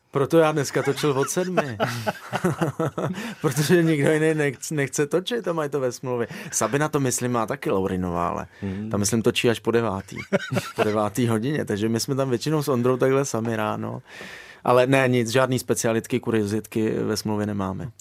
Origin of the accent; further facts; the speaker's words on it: Moravia, Czechia; moved away as an adult; also born or lived in Ireland; já jsem kluk z Moravy